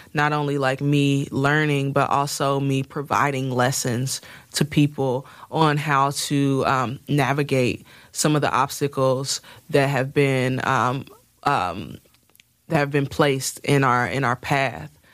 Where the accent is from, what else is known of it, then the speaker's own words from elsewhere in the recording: Midwest, United States; I'm country as hell, even though I'm from the Midwest